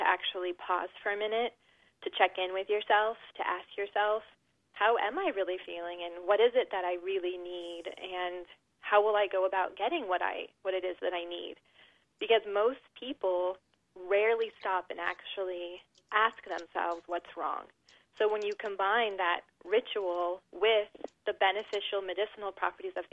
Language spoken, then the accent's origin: English; Southern California, United States; I was raised in Southern California